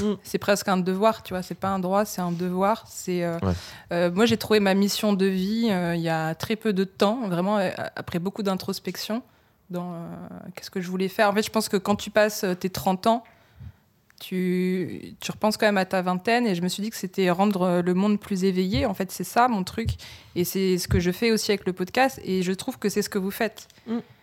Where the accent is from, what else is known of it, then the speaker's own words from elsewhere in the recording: Lille, Hauts-de-France, France; je suis née à Lille donc euh, d'un père qui vient d'Abbeville et d'une mère de Maubeuge